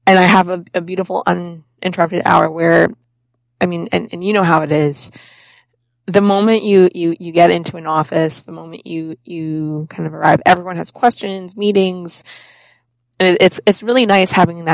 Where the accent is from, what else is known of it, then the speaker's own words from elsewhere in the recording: Connecticut, United States; also born or lived in Florida / New York / Boston; now in Rhode Island, United States; I'm originally from Connecticut. I lived in Florida for 9 years. I lived in New York. I've lived in Boston for a decade, and we just bought a house in Rhode Island.